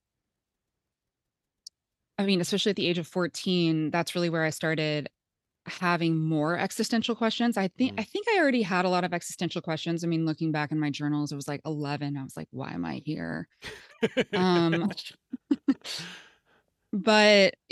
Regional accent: Topeka, Kansas, United States; I grew up in Topeka, Kansas

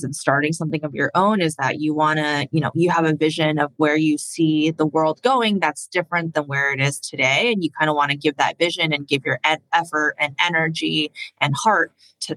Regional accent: Indiana, United States; also born or lived in China / Philadelphia; We moved to the United States when I was 4 years old, and I spent most of my life growing up in Indiana

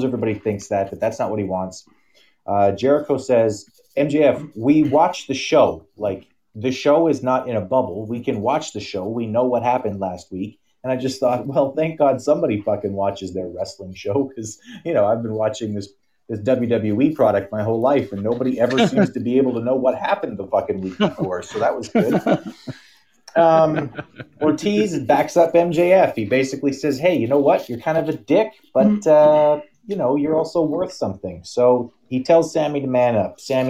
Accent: Canada; we're Canadian

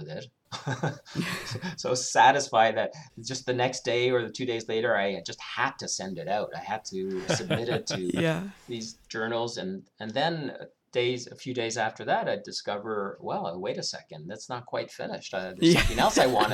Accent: Canada; moved away as an adult; now in Germany; growing up in Canada

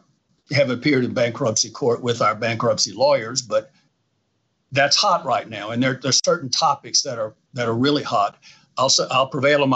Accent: Louisiana, United States; I'm from Louisiana

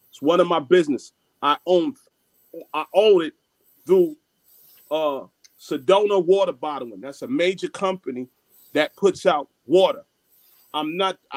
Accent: Jamaica; I have I'm Jamaican, so I got nine business

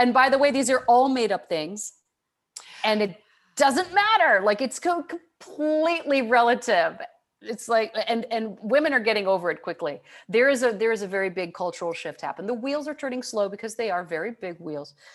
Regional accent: Michigan, United States; I grew up in Michigan

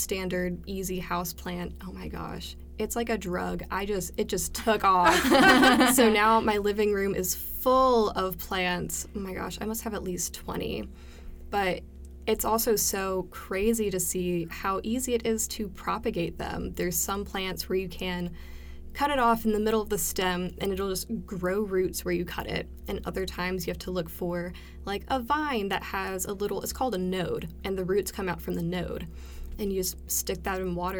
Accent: Maryland, United States; now in Cleveland, Tennessee, United States; I was born in Maryland, and I lived in the same house for my whole life

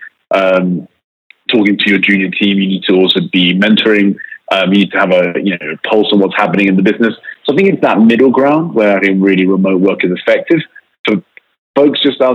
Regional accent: United Kingdom; accent: British; I was brought up in the UK.

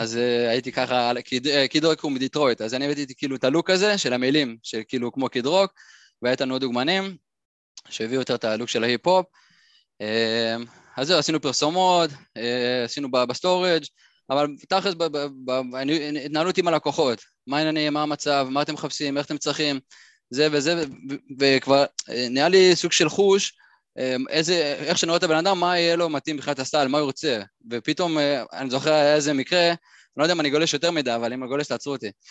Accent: Ra'anana, Central District, Israel; moved away as an adult; אני נולדתי ברעננה, ככה גדלתי

